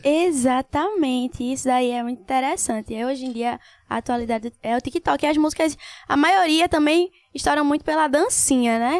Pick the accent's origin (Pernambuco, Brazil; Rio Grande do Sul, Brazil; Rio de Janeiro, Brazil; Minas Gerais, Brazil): Pernambuco, Brazil; Paulista; also born or lived in Recife / Olinda / Águas Compridas; Minha mãe vivia se mudando, mas maior parte, assim, da minha vida foi em Paulista